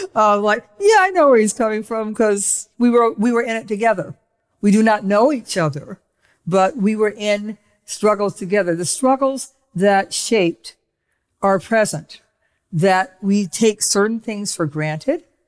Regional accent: Cleveland, Ohio, United States; I was growing up in Cleveland, Ohio

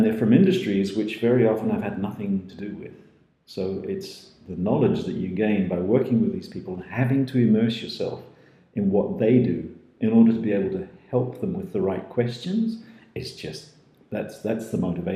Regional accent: New Zealand; also born or lived in Scotland; now in Netherlands; I'm a Dutchified Kiwi from Scottish roots, but who had the privilege of growing up in New Zealand.

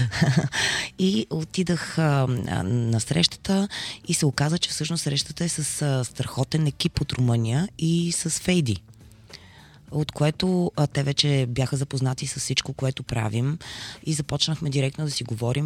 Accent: Bulgaria; ние сме българи

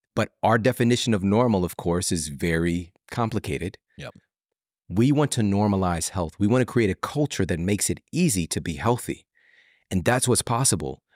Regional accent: St. Louis, Missouri, United States; I'm from St. Louis, home base.

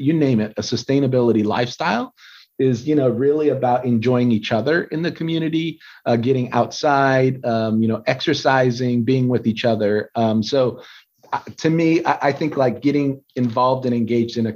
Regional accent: Southern California, United States; I was born and raised in Southern California

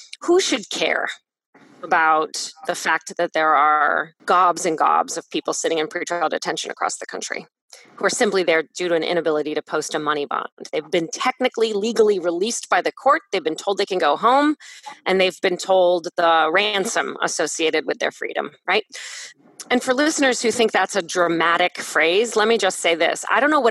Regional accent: Canton, Ohio, United States; in my hometown, 24% of people in Canton identify themselves as Black

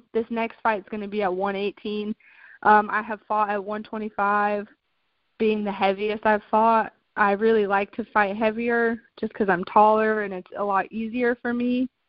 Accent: Albuquerque, New Mexico, United States; moved away as an adult; also born or lived in Florida / South Carolina; I was born in Florida, and I had moved to South Carolina when I was around 8 or 9. And then I moved from South Carolina to Albuquerque, New Mexico, where I lived until I was 19 years old.

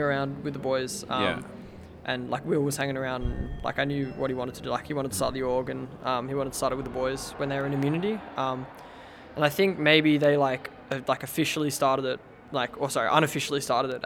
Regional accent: Sydney, New South Wales, Australia; I'm from Sydney

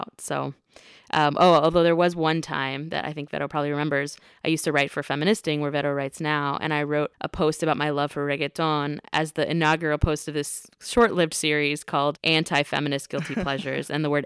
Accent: North Carolina, United States; I grew up in North Carolina because my parents had work there, but our family was all in Miami.

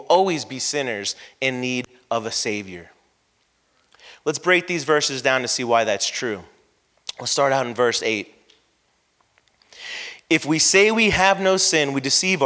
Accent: San Carlos Park, Florida, United States; I grew up in San Carlos Park in the 80s where there was nothing but dirt roads, woods, and construction

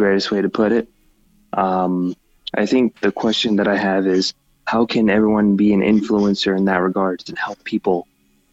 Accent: United States; I was born in the U.S.

